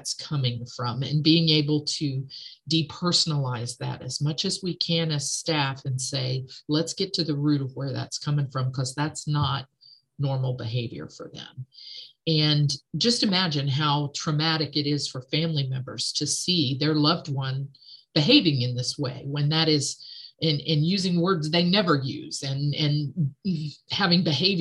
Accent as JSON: {"language": "English", "area": "near Athens", "region": "Ohio", "country": "United States", "tie": "born or raised there", "said": "I grew up in Athens, Ohio. I grew up not far from there."}